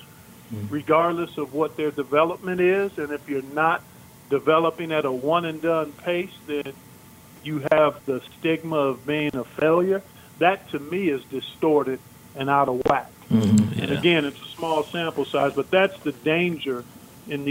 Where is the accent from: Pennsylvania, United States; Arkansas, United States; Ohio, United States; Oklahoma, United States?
Ohio, United States; Cleveland; I grew up in Cleveland, Ohio